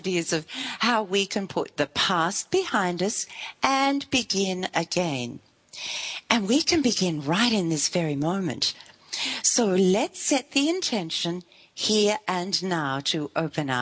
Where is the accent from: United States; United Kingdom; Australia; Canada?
Australia; Melbourne, Victoria; moved away as an adult; we come from Melbourne, but for a long time we lived in northern Victoria